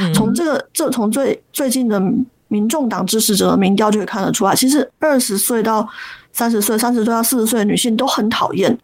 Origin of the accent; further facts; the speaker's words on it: Taiwan; 我是出生在不是都会区